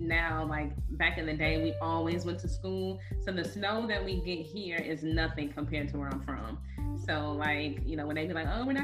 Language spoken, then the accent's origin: English; East Chicago, Indiana, United States; born or raised there